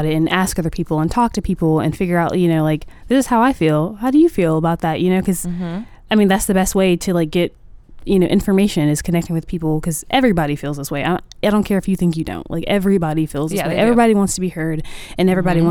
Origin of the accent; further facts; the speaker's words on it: Columbia, South Carolina, United States; I'm in Columbia, South Carolina. Okay. My hometown